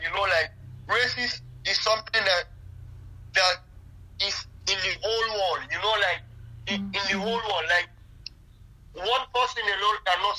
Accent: Freetown, Western Area, Sierra Leone; also born or lived in Libya; now in Germany; I'm from Freetown.

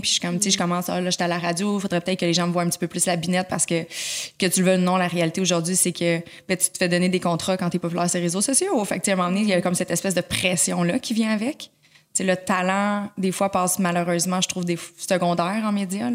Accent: Laval, Quebec, Canada; Je suis née à Laval, j'ai grandi pas je suis née, suis grandi à Laval

